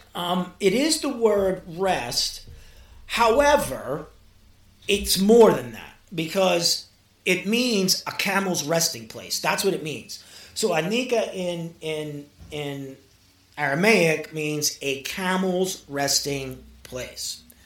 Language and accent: English; New York City, New York, United States; also born or lived in Mexico; growing up in Brooklyn. And my, my, my father was Puerto Rican